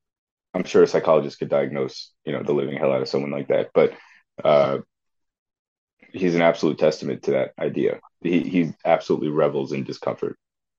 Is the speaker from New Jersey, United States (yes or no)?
yes; Tenafly, New Jersey, United States; growing up in Tenafly